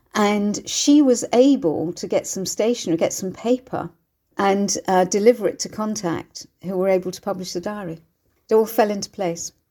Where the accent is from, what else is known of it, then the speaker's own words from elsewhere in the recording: Bournemouth, South West England, United Kingdom; my hometown of Bournemouth